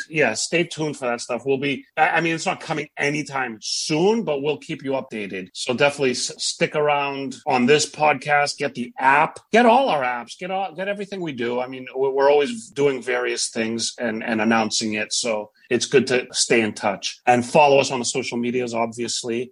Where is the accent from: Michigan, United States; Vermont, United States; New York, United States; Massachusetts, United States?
Massachusetts, United States; Boston; as a Bostonian